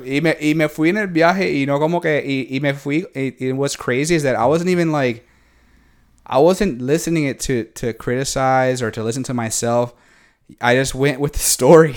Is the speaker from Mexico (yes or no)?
no; Puerto Rico; yo soy de Puerto Rico